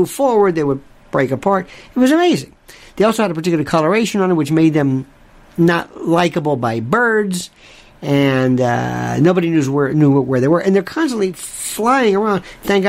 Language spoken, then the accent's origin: English; Florida, United States; moved away; I'm from Florida